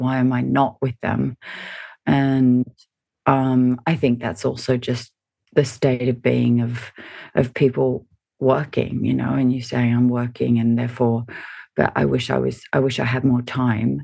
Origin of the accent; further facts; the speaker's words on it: Sydney, New South Wales, Australia; also born or lived in Hawaii / Washington / Melbourne; we moved back to Australia. I lived in Melbourne and then moved up to Sydney